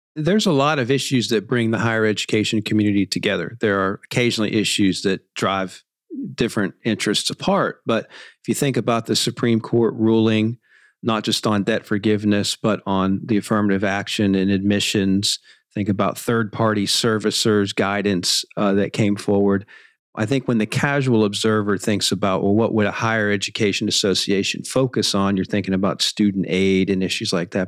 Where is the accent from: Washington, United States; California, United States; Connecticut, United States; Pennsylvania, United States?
Pennsylvania, United States; Pittsburgh; I'm from Pittsburgh